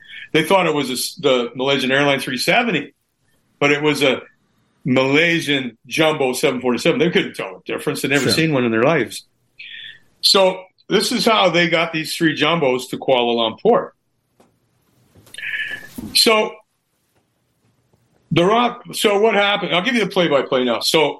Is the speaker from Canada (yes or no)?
yes; Canada; I'm a Canadian Icelander. My grandma and grandpa, they came into that area back in the 1800s.